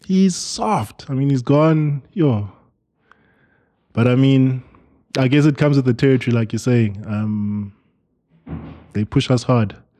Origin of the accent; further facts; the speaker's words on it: Eastern Cape, South Africa; moved away; we are from the Eastern Cape